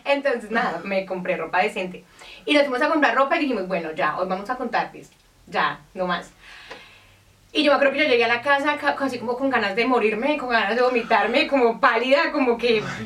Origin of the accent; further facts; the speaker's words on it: Colombia; nosotros venimos de Colombia